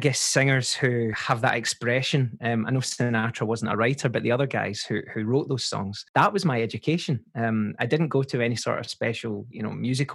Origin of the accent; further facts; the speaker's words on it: Paisley, Scotland, United Kingdom; accent: Scottish; grew up in a modest little flat with my mum, my dad, my sister